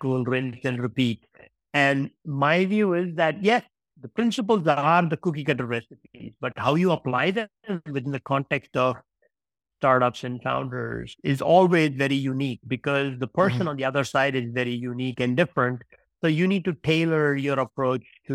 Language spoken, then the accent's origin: English; India; now in Iceland; I was born in India.